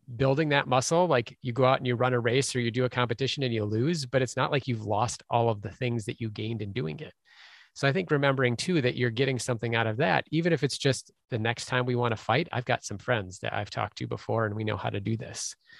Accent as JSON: {"language": "English", "town": "Minneapolis", "region": "Minnesota", "country": "United States", "tie": "born or raised there", "said": "Minneapolis instead, which is my hometown"}